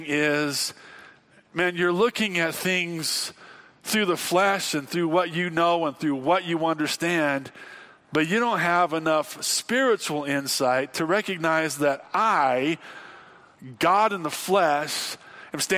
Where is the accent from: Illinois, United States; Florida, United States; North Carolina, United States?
Illinois, United States; Growing up in Illinois where there was lots of tornadoes